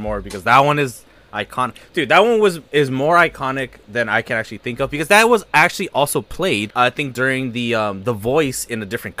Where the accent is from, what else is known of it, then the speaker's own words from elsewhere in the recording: Southern California, United States; I grew up in Southern California. I'm still in SoCal.